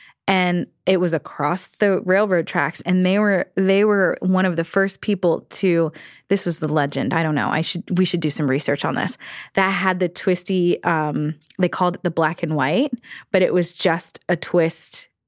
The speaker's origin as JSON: {"language": "English", "region": "Virginia", "country": "United States", "tie": "born or raised there", "said": "Oh, gosh. Yes, I did. I grew up, well, I kind of grew up in two places."}